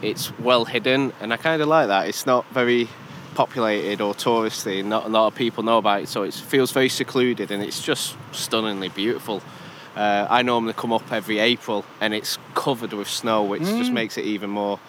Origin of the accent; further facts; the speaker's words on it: Blackpool, North West England, United Kingdom; Blackpool, so not too far.